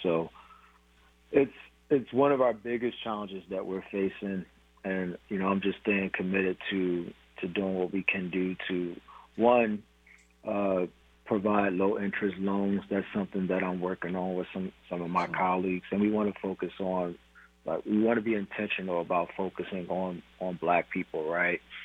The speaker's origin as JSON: {"language": "English", "town": "Philadelphia", "region": "Pennsylvania", "country": "United States", "moved": "as an adult", "lives_now": "Tacoma, United States", "said": "I'm originally from Philadelphia, moved to the city of Tacoma um, when I was 25 years old"}